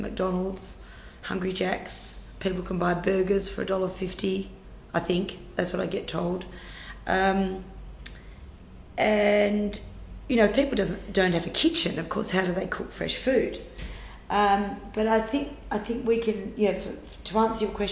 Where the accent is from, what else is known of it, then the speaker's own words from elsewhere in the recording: near Carnamah, Western Australia, Australia; the closest town was a place called Carnama, and it was 80 to 90 kilometre round trip for us to go to school